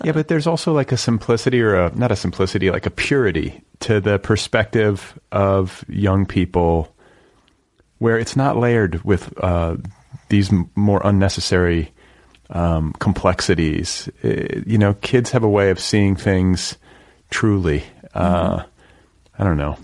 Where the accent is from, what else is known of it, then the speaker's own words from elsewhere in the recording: Indiana, United States; also born or lived in Milwaukee; I grew up in the Midwest and in, in this uh, in Indiana